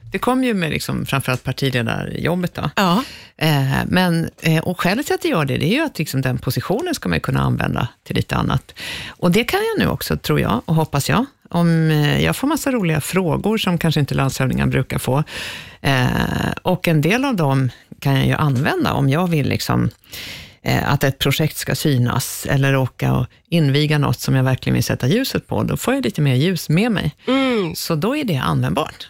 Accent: Stockholm, Stockholm County, Sweden; i Skärholmen. Eh, där föddes jag en gång i tiden

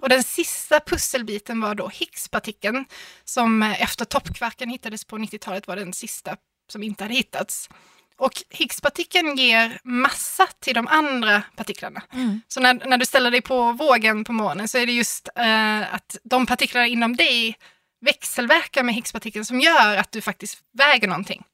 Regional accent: Malmö, Skåne, Sweden; jag är från Malmö

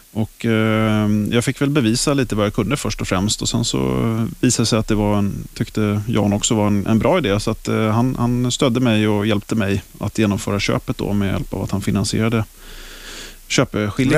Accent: Stockholm, Stockholm County, Sweden; Jag kommer ifrån Stockholm. Jag är uppväxt i Hässelby, västerort

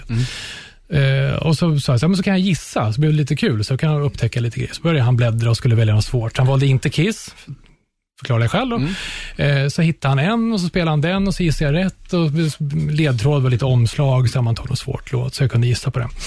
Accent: Upplands Väsby, Stockholm County, Sweden; Men vi är från Väsby

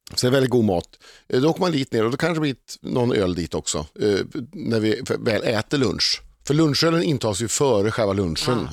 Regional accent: Uddevalla, Västra Götaland, Sweden; moved away as an adult; now in Stockholm, Sweden; fortfarande kompisarna hemma i Uddevalla

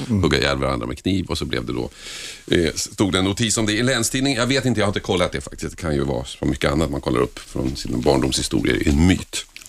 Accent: Botkyrka, Stockholm County, Sweden; där jag växte upp då i Botkyrka

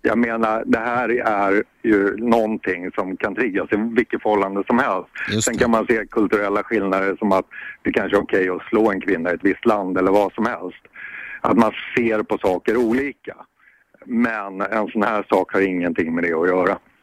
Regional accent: Sweden; Jag är svensk man

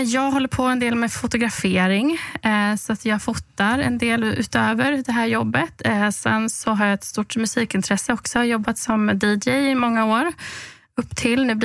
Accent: Halmstad, Halland County, Sweden; now in Stockholm, Sweden; Eh, ja, jag är född och uppvuxen i Halmstad på västkusten. Jag eh, Bott i Stockholm sedan ungefär tio år tillbaka.

